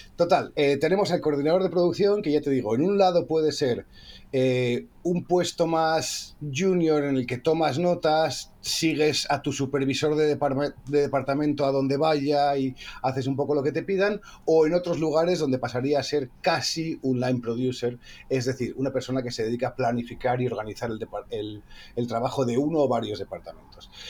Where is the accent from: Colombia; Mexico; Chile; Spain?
Spain; Asturias; somos los dos asturianos